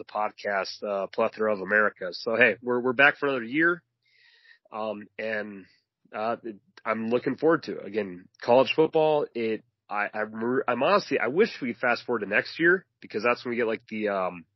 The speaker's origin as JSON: {"language": "English", "region": "North Dakota and Alaska", "country": "United States", "tie": "born or raised there", "moved": "yes", "said": "I grew up in North Dakota and Alaska"}